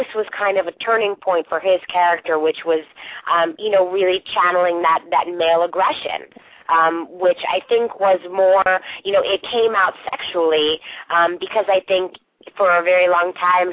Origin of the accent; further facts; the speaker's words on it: the North, United States; now in Los Angeles, United States; I'm from the North, so I'm not from the South